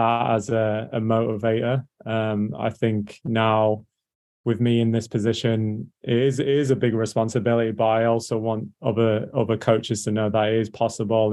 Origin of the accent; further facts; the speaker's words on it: England, United Kingdom; moved away as an adult; also born or lived in North Carolina, United States; now in Orlando, United States; as you can tell by my voice, I'm English, but my dad was American